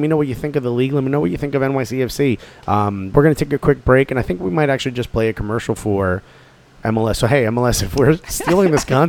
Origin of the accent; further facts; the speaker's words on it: Newark, New Jersey, United States; also born or lived in New York; I'm even talking about from my experience from Newark.